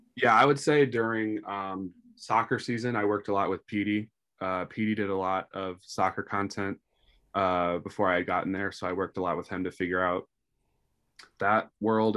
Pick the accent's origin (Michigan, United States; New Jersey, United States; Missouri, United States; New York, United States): Missouri, United States; St. Louis; born and raised in Saint Louis